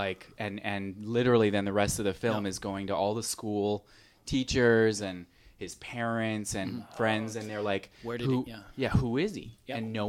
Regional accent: Salt Lake City, Utah, United States; Well, I grew up in Salt Lake City, Utah

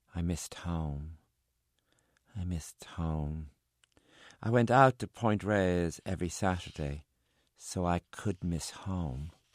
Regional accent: Ireland; also born or lived in San Francisco; I'm Irish

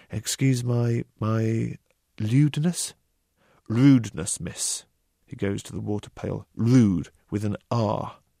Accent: United Kingdom; I'm a British novelist

